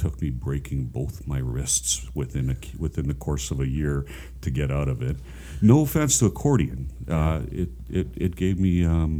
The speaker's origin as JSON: {"language": "English", "region": "Saskatchewan", "country": "Canada", "tie": "born or raised there", "said": "I grew up in Saskatchewan."}